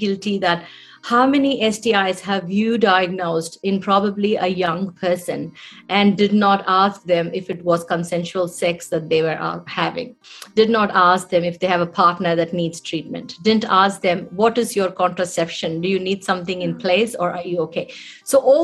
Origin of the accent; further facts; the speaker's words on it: India; moved away as an adult; as a youngster growing up in India